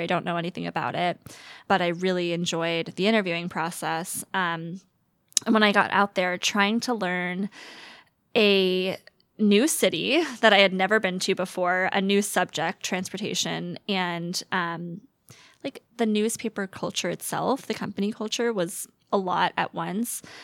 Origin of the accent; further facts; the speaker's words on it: Atlanta, Georgia, United States; moved away as an adult; now in Seattle, United States; I'm from the Metro Atlanta area, Metro, Metro Atlanta, um, and went to school in Georgia